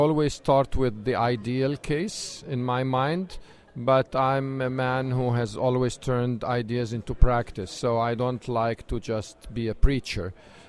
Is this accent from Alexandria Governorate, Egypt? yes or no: no; Cairo, Cairo Governorate, Egypt; I'm from Cairo, Egypt.